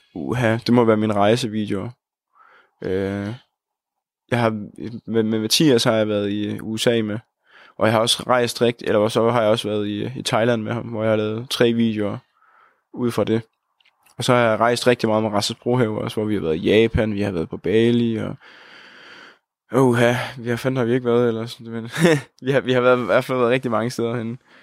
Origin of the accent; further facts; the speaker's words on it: Holsted, Southern Denmark, Denmark; moved away as an adult; now in Odense, Denmark; jeg kommer fra Jylland, en lille by, der hedder Holsted, hvor der bor en 3.000 mennesker. Og så, øh, men så er jeg så flyttet til Odense nu her